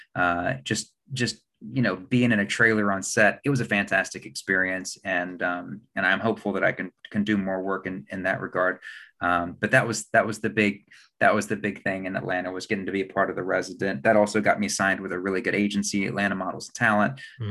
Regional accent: Huntington, West Virginia, United States; I grew up in Huntington, West Virginia

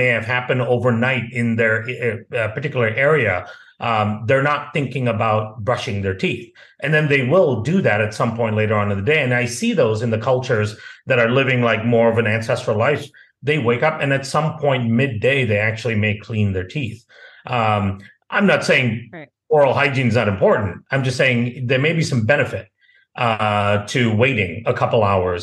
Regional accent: India; also born or lived in Malaysia; now in United States; I grew up in India and Malaysia

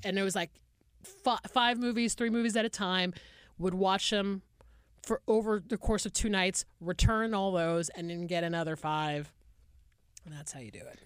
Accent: Atlanta, Georgia, United States; I'm from Atlanta, Georgia

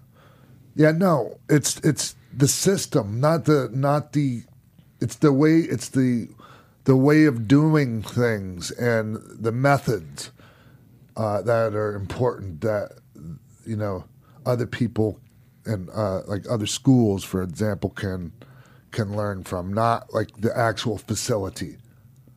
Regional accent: St. Petersburg, Florida, United States; St. Petersburg, my hometown.

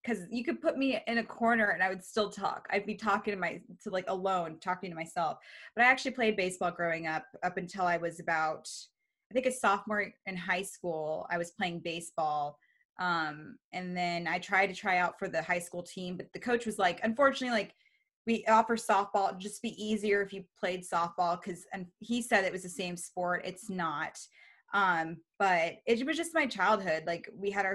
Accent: Reno, Nevada, United States; moved away as an adult; also born or lived in Baltimore, Maryland / Monterey, California; now in Bay Area, United States; We lived there from the time I was nine. And then we moved to Reno. So Reno's my hometown.

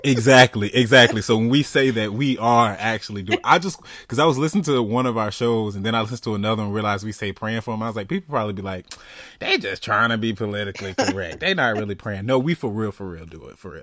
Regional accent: Florida, United States; being from Florida

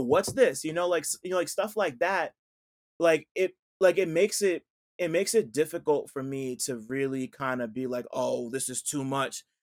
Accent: New Jersey, United States; I'm from Jersey

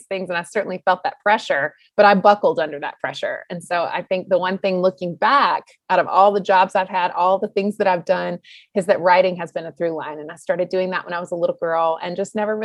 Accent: North Carolina, United States; I was born and raised in the Southeast in North Carolina, and I loved it.

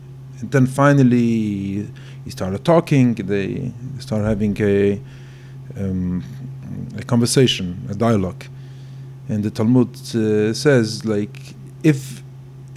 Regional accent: Belgium; English is a second language; moved away; I'm sorry for my English. I grew up in Belgium.

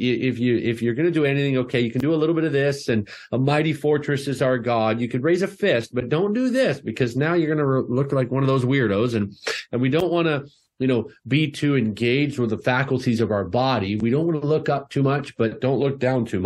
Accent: Canada; I'm Canadian

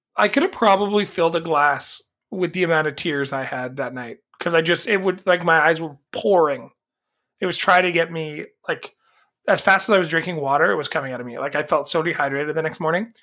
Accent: Canada; as a Canadian

